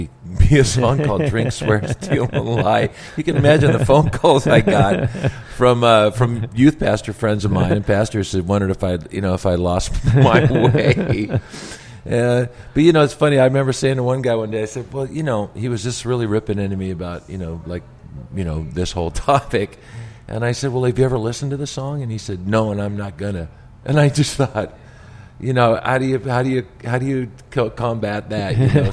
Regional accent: Richland, Washington, United States; now in Las Vegas, United States; I grew up in Richland, Washington, Eastern Washington.

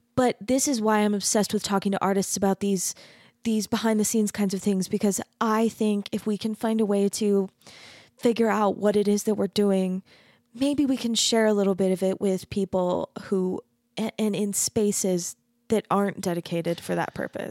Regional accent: Mesa, Arizona, United States; moved away as an adult; also born or lived in Denton, Texas; now in Utah, United States; I grew up in Arizona, which I grew up in a really, really Mormon community. Mesa

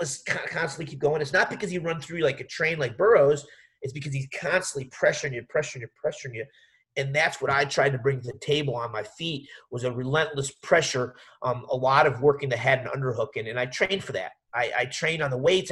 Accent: West Virginia, United States; I grew up training in West Virginia

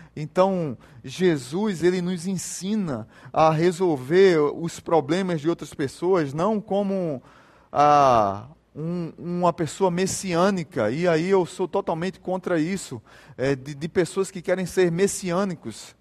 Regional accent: Jaboatão dos Guararapes, Pernambuco, Brazil; quando eu era pequeno, lá em Jaboatão, primeira igreja batista de Jaboatão, tinha uma campanha na nossa igreja

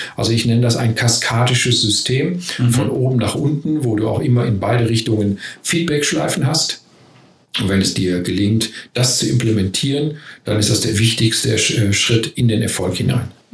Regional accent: Ruhr area, North Rhine-Westphalia, Germany; also ich komme ja aus dem Ruhrgebiet, hört man vielleicht auch

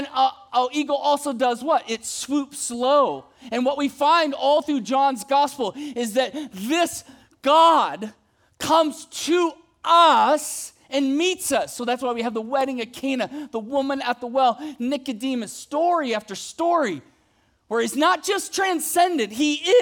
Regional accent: Ohio, United States; moved away; When I was a kid, I grew up in Ohio

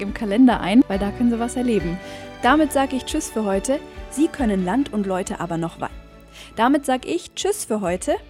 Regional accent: Allgäu, Germany; Brauchtum, das bei uns im Allgäu noch richtig gelebt wird

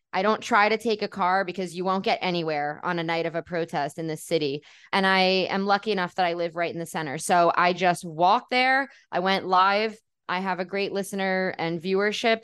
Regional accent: New York City, New York, United States; moved away as an adult; now in Tel Aviv, Israel; growing up in New York City where there's a huge Jewish community

